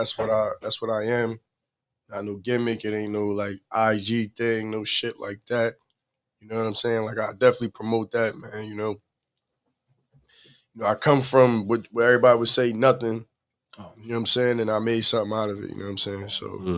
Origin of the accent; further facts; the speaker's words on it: Camden, New Jersey, United States; moved away as an adult; also born or lived in Newark, New Jersey; I was born in Newark, New Jersey, but I was really raised in Camden, New Jersey.